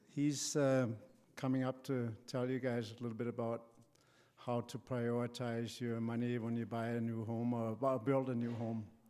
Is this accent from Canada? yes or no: no; Denmark; moved away; my home country, Denmark